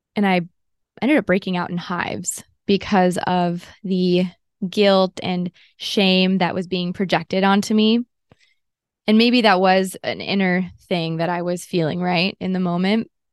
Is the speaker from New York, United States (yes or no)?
no; Los Angeles, California, United States; I grew up in Southern California, and it was in L